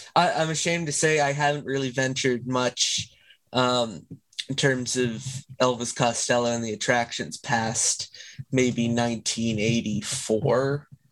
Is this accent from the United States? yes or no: no; Canada; I am Canadian. I live not too far from Toronto.